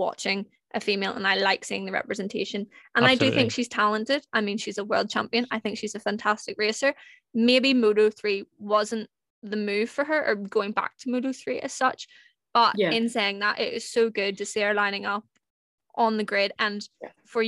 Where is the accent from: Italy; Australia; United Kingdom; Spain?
United Kingdom; Northern Ireland; I'm from Northern Ireland